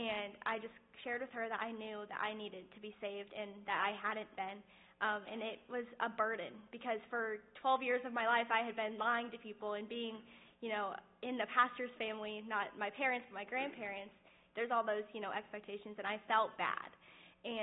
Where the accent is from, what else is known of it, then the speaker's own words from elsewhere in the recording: Avon, Indiana, United States; I grew up in Avon